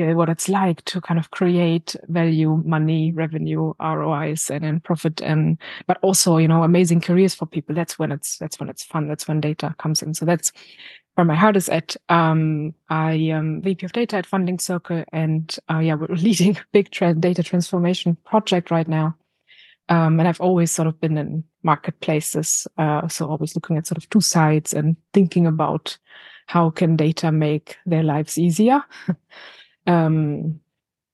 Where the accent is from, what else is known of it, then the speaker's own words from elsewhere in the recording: Berlin, Germany; moved away as an adult; now in London, United Kingdom; I'm originally from Berlin. I moved to the UK 4 years ago